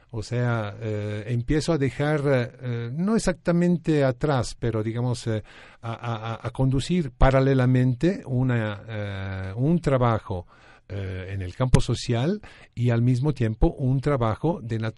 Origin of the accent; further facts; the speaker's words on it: Florence, Tuscany, Italy; moved away; Nací en Florencia, Italia.